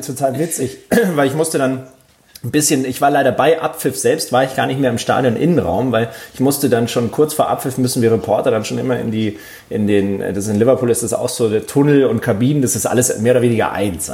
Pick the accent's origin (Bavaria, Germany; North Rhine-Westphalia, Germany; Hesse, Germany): Bavaria, Germany; Munich; ich bin ja in München aufgewachsen